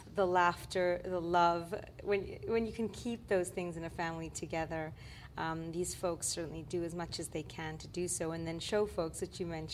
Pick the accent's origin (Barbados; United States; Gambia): Gambia; moved away; also born or lived in Quebec; I come from West Africa, from the Gambia, and my heritage is Brazilian Lebanese.